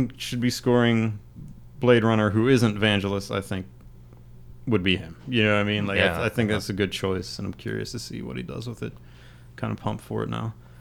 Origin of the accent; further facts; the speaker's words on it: Crafton, Pennsylvania, United States; I grew up in Crafton